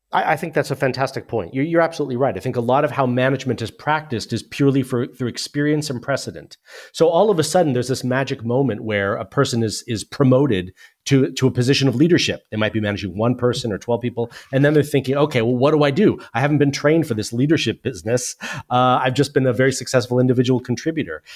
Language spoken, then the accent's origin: English; United States; moved away as an adult; now in United Kingdom; as you can tell from my accent, I'm originally from the U S, but I've lived in the U K for twenty-four years